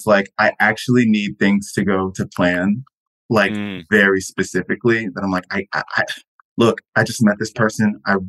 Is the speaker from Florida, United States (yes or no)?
yes; Florida, United States; I've never lived in a place where you can look out the window and see mountains, which is crazy. I'm from Florida.